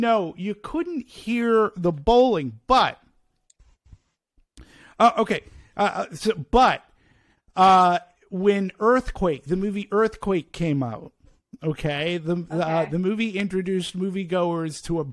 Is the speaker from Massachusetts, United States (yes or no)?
yes; Peabody, Massachusetts, United States; moved away; I'm from Peabody, to be specific, about Boston, which is about 20 miles north of Boston